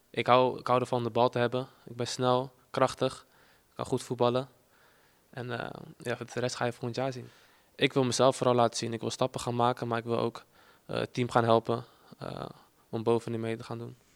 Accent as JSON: {"language": "Dutch", "region": "Utrecht", "country": "Netherlands", "said": "ik kom uit Utrecht, dus ik keek altijd naar Utrecht."}